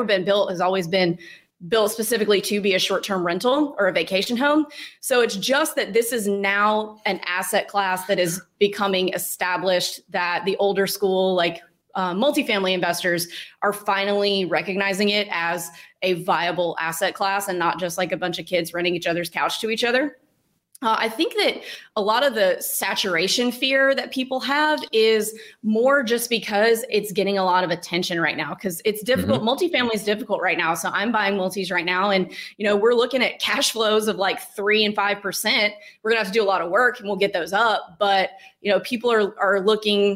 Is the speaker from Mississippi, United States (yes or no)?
yes; Starkville, Mississippi, United States; I'm from Starkville, Mississippi. It's a town of 20,000 people